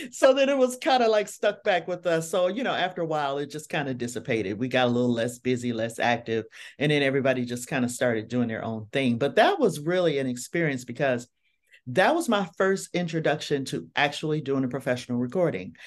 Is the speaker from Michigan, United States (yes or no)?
yes; Detroit, Michigan, United States; I am from Detroit, Michigan